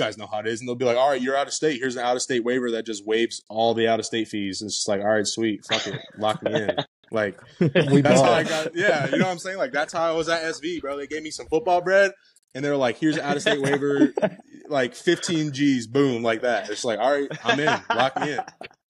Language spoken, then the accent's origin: English; Indiana, United States; You know, I was from Indiana.